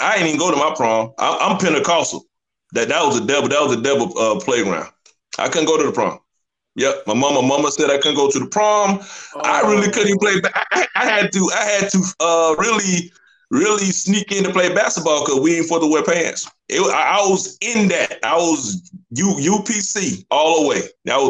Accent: Warner Robins, Georgia, United States; So I always say I'm from Macon just to get away from the confusion. But I'm from a place called Warner Robins, Georgia, right next to Macon. Born and raised.

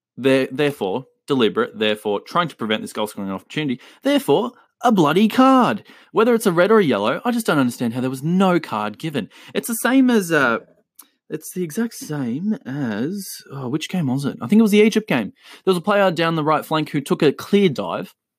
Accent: Australia; also born or lived in Chile; me being Australian and, uh, giving you the Aussie influence

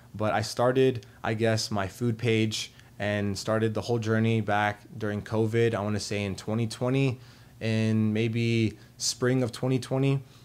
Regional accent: Arlington, Virginia, United States; also born or lived in Richmond, Virginia; I am from Arlington, Virginia. Um, I grew up there for most of my entire life

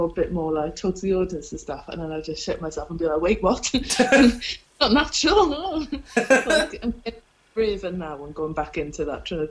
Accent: Wales, United Kingdom; accent: Welsh

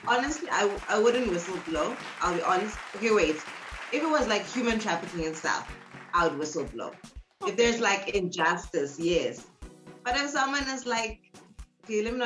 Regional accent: Tanzania; now in South Africa; I'm actually Tanzanian. I'm not South African. I just live in South Africa

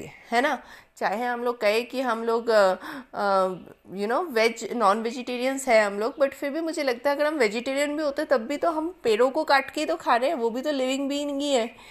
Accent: Bathinda, Punjab, India; moved away; also born or lived in Delhi; मेरा बचपन भटिंडा में गुजरा है

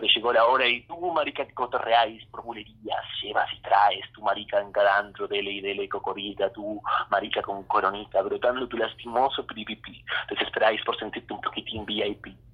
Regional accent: Olavarría, Buenos Aires Province, Argentina; Yo crecí en Olavarría, desde donde te hablo

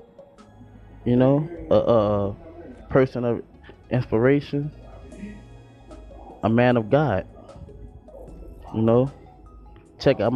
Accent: Louisiana, United States; I'm from Louisiana.

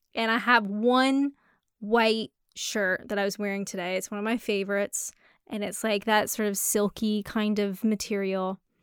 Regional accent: Canada; I'm Canadian.

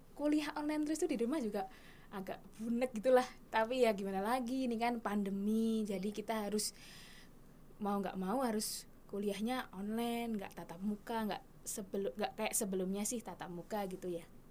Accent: Bantul, Special Region of Yogyakarta, Indonesia; asal saya dari Bantul

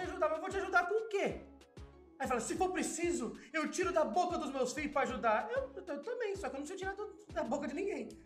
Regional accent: Sarandi, Paraná, Brazil; also born or lived in Maringá; Nasci em Maringá, que é uma cidade um pouquinho melhorzinha, né? Uhum. Mas morei a vida inteira em Sarandi.

